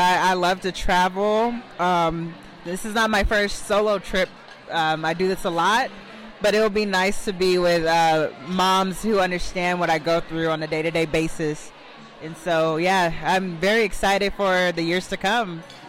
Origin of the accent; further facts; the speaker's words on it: Anchorage, Alaska, United States; from Anchorage, Alaska, the mother